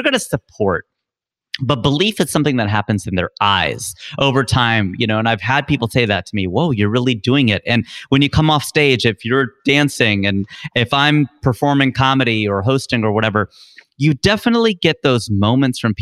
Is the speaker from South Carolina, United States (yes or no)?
no; Cincinnati, Ohio, United States; moved away as an adult; now in California, United States; I was born and raised in Cincinnati, Ohio, Cincinnati kid through and through